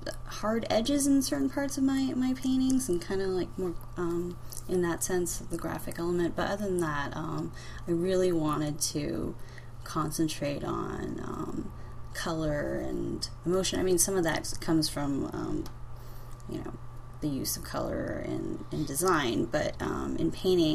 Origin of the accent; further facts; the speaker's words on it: Long Beach, California, United States; also born or lived in San Francisco; I'm from Los Angeles, a suburb of Los Angeles called Long Beach